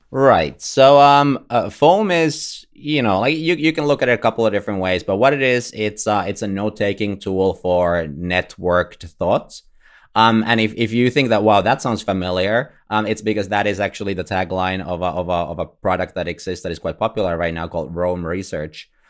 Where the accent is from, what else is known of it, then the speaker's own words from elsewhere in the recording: Finland; I'm from Finland